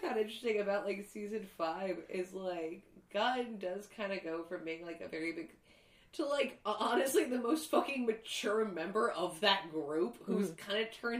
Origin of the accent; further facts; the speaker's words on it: Los Angeles, California, United States; growing up in LA, which is a lot of Asian culture and a lot of white culture